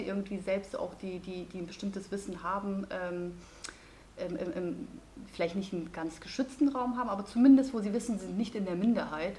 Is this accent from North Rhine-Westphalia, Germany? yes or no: no; Munich, Bavaria, Germany; ich komme ja aus München